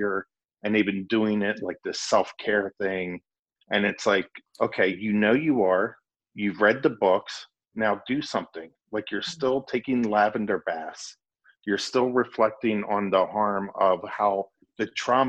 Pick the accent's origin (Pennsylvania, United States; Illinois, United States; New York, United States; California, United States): Pennsylvania, United States; Lancaster County; I grew up in Lancaster County